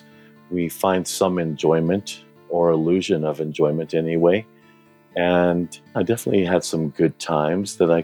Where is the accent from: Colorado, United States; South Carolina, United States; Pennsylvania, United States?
Colorado, United States; Denver; I was born and raised in Denver, Colorado.